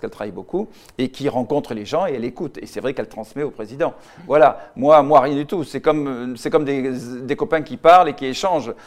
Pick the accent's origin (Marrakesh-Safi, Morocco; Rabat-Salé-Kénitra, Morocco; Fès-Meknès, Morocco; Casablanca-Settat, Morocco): Casablanca-Settat, Morocco; Casablanca; now in Paris, France; je suis né au Maroc, Casablanca